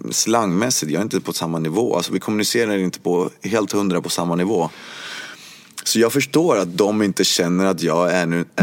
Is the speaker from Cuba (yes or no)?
yes; Cuba; now in Sweden; Ja, jag kommer från Kuba. Och jag hade alltid känt mig som eh, kuban. Eh, men att jag bodde i Sverige